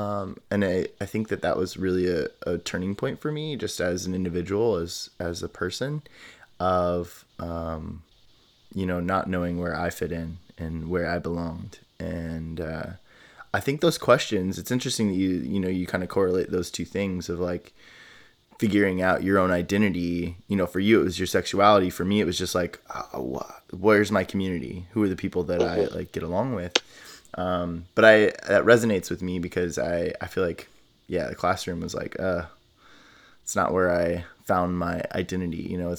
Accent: Midwest, United States; I grew up in the United States and conservative, you know, Midwest, you know, like very different experiences.

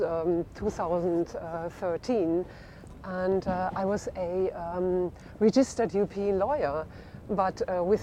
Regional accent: Friesland, Lower Saxony, Germany; English is a second language; moved away as an adult; also born or lived in Berlin; now in London, United Kingdom; I'm from Friesland, near the North Sea

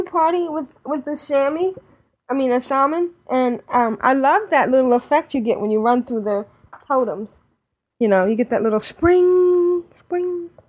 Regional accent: the South, United States; accent: Southern; as long as you only make fun of my southern accent a little bit.

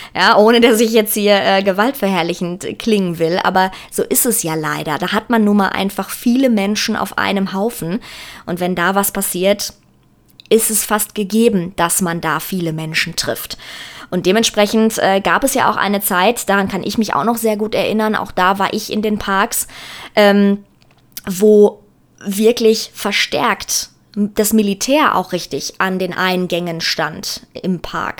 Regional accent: Germany; hier bei uns in Deutschland

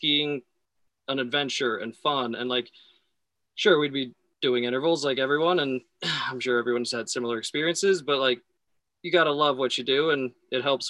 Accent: Sun Valley, Idaho, United States; moved away as an adult; also born or lived in Boulder, Colorado; I grew up in Sun Valley, Idaho

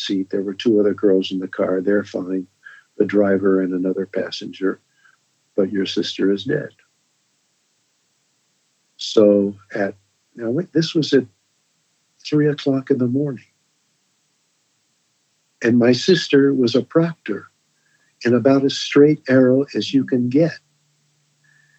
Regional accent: Columbia, Missouri, United States; growing up in Missouri

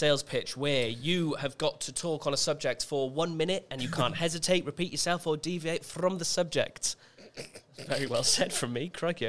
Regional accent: Wales, United Kingdom; I am Welsh

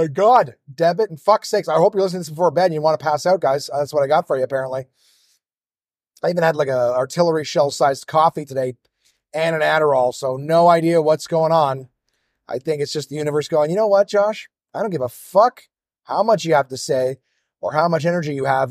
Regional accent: Ottawa, Ontario, Canada; my hometown of Ottawa

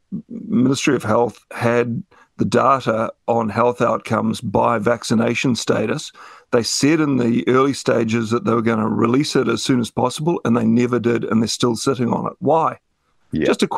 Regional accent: United Kingdom; you know, like culturally I'm British.

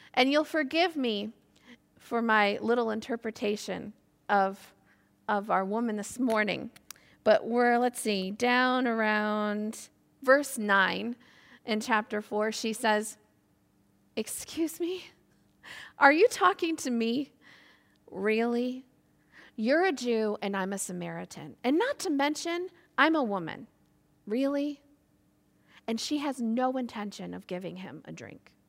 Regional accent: Michigan, United States; moved away as an adult; now in Ireland; I grew up in a small town in the state of Michigan, U S

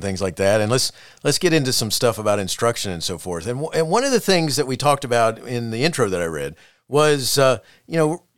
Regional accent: Florida, United States; moved away; also born or lived in New Mexico; I grew up in Florida

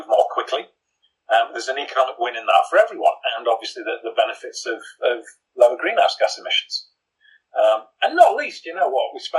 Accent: Teesside, North East England, United Kingdom; I grew up in Teesside, I know it well.

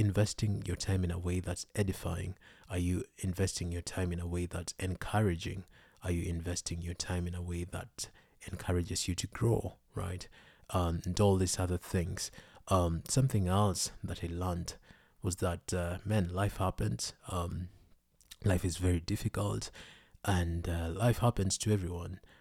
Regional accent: Kenya; I was born in Kenya

